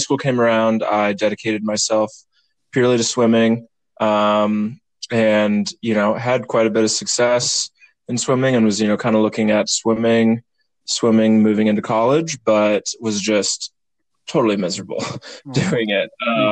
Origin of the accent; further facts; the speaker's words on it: Zionsville, Indiana, United States; I'm from Zionsville, Indiana.